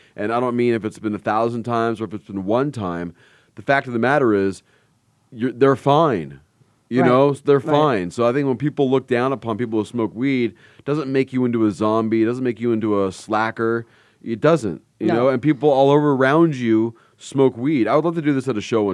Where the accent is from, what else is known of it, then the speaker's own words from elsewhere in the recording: Los Angeles, California, United States; I grew up in the San Fernando Valley.